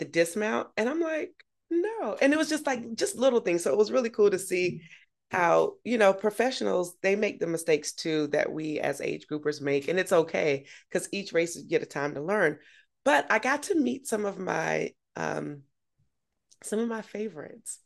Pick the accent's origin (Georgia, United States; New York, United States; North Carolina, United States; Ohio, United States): Georgia, United States; Augusta; moved away; my hometown